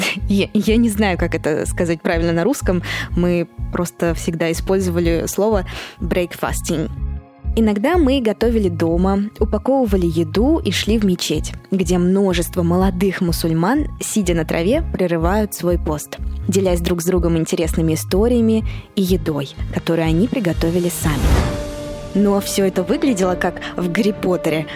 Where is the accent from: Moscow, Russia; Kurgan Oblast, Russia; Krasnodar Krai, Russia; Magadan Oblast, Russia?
Moscow, Russia; moved away; я родилась и выросла в Москве